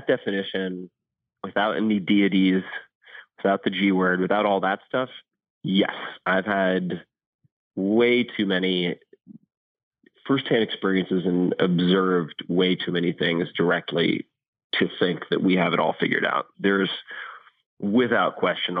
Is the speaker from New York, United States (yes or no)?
yes; Eastern Long Island, New York, United States; where I grew up on Eastern Long Island